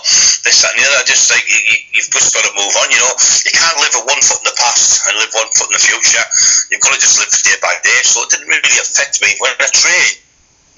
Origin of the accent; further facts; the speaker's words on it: Hartlepool, North East England, United Kingdom; also born or lived in Scotland / Darlington; I went to school there